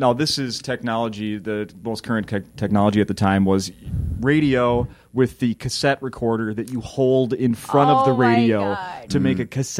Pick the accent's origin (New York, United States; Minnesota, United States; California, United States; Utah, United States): Minnesota, United States; St. Paul; I grew up in St. Paul, Minnesota.